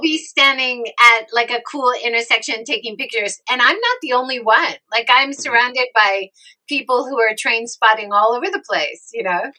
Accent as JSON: {"language": "English", "region": "Hawaii", "country": "United States", "tie": "born or raised there", "moved": "yes", "lives_now": "Japan", "said": "I grew up in Hawaii"}